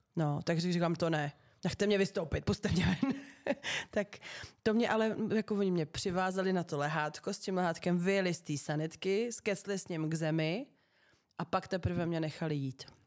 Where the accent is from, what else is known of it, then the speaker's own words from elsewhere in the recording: Liberec, Liberec Region, Czechia; všechny spolužáky z gymnázia Františka Xavera Šeldy v Liberci